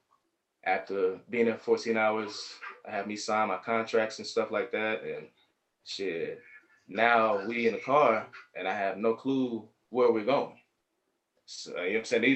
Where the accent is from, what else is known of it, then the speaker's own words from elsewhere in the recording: Atlanta, Georgia, United States; I'm from Atlanta